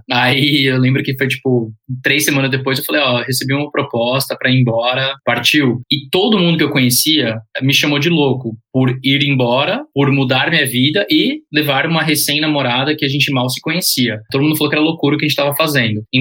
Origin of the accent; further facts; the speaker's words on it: United States; also born or lived in Spain; now in Brazil; Eu cresci fora do Brasil, cresci nos Estados Unidos, boa parte da minha infância, é, fiz faculdade na Espanha, Aí eu falei, ah, eu sei que eu quero ir embora do Brasil